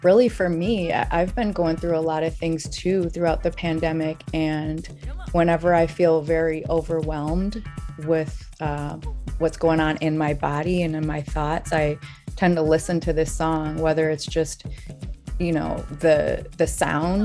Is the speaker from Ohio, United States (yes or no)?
no; Saint Paul, Minnesota, United States; I'm from St. Paul